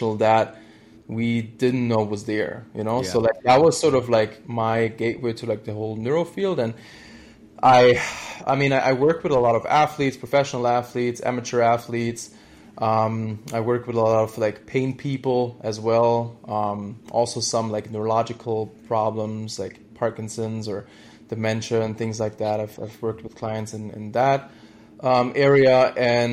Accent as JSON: {"language": "English", "country": "Germany", "moved": "as an adult", "said": "I'm originally from Germany, and I did, my degree there in, sports science"}